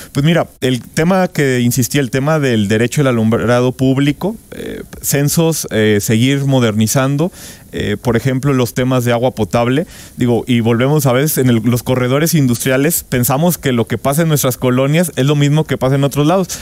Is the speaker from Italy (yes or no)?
no; Irapuato, Guanajuato, Mexico; yo soy de Irapuato